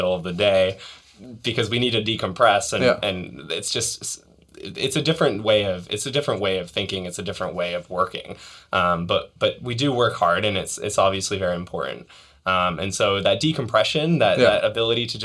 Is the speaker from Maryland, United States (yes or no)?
no; near Boston, Massachusetts, United States; moved away; also born or lived in New York; I grew up near Boston